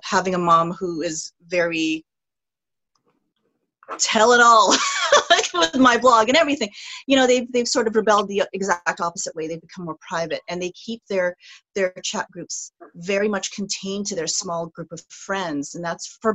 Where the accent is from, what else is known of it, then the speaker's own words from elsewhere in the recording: Philippines; now in Canada; I'm first generation. I'm from the Philippines